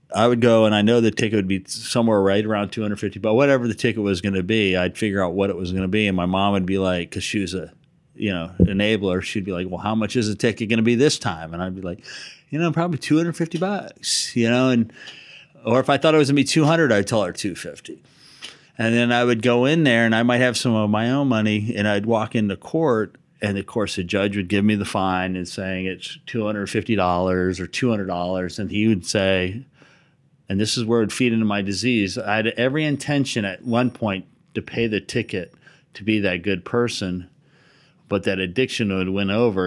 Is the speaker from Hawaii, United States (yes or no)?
yes; Hawaii, United States; growing up in Hawaii, surfing